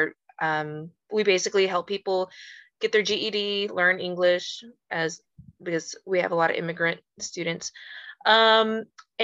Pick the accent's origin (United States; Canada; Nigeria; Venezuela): United States; Houston, Texas; I really am from Houston, born and raised